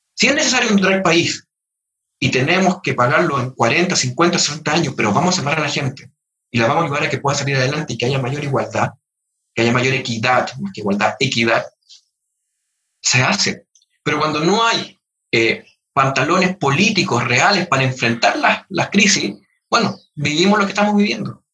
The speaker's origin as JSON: {"language": "Spanish", "country": "Chile", "said": "todos somos chilenos"}